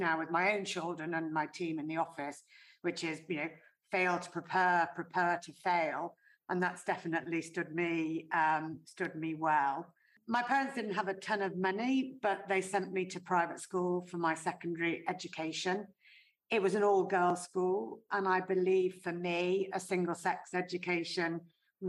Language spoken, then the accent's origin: English; North West England, United Kingdom; I grew up in the Northwest. My parents both worked. They worked in Liverpool.